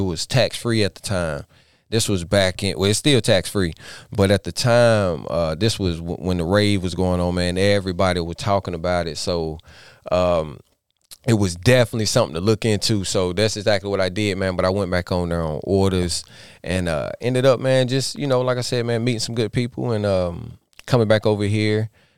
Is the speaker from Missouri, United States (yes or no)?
no; Statesville, North Carolina, United States; I am from Statesville, North Carolina.